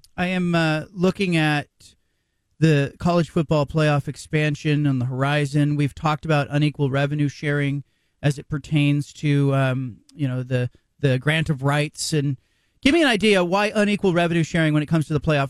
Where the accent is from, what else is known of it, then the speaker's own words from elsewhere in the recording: Bay Area, California, United States; I grew up in the Bay Area